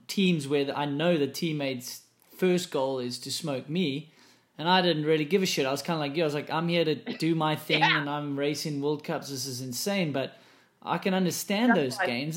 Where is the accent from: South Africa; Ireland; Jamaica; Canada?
South Africa; moved away; Because I came from South Africa too